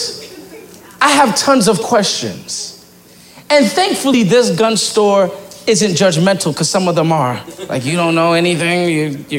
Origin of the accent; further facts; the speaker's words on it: New York, United States; moved away as an adult; now in Pennsylvania, United States; I'm from New York